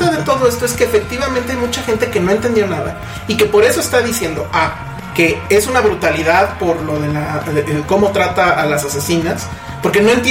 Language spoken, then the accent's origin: Spanish; Mexico; porque como mexicanos, en nuestra cotidianidad, nada nos obliga a saber quién es Charles Manson.